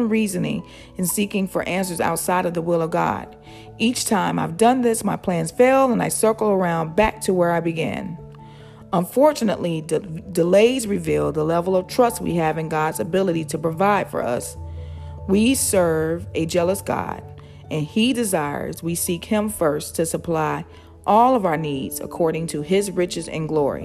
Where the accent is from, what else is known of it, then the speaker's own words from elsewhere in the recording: outside of Chicago, Illinois, United States; Growing up outside of Chicago